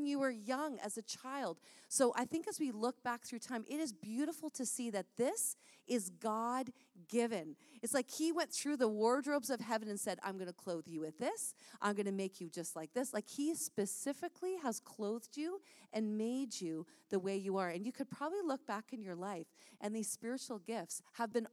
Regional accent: St. Catharines, Ontario, Canada; We grew up together in St. Catharines

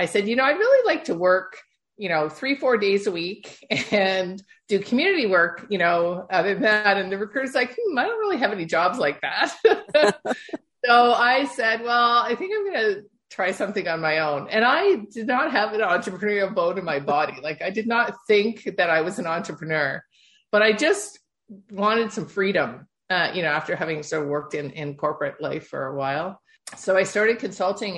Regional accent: Toronto, Ontario, Canada; my background is born and bred in Toronto, Ontario, Canada

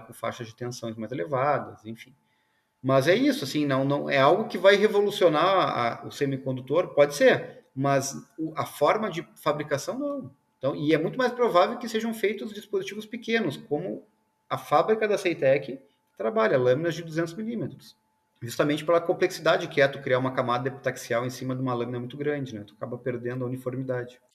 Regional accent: South Region, Brazil; eu sou do sul aqui

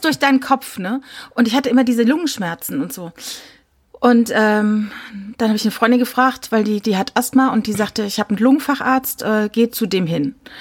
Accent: Rhineland-Palatinate, Germany; Ich komme aus der Pfalz

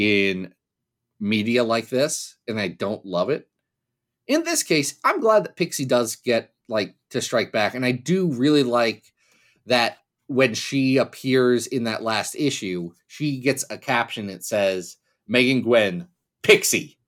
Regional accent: Kentucky, United States; I was born in Kentucky

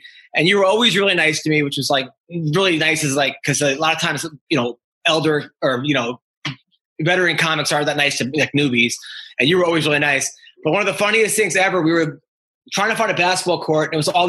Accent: Oceanside, New York, United States; moved away as an adult; also born or lived in Maine; I'm from Oceanside.

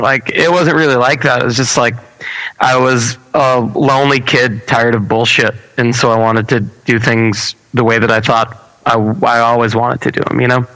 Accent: Baldwin, New York, United States; I'm born and raised in Baldwin, New York.

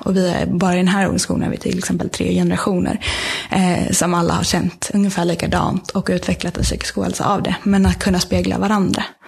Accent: Sweden

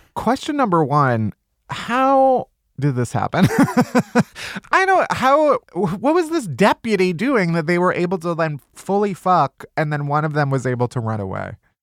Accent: Midwest, United States; I'm also a Midwesterner

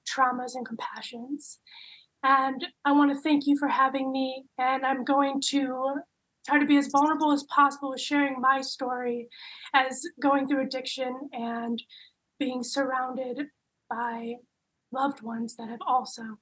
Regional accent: Clyde, North Carolina, United States; I go with she, her pronouns. I am from Clyde, North Carolina, and that is a little outside of Asheville.

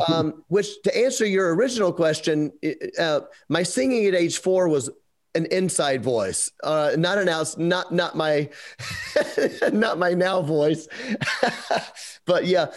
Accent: Memphis, Tennessee, United States; We're from Memphis

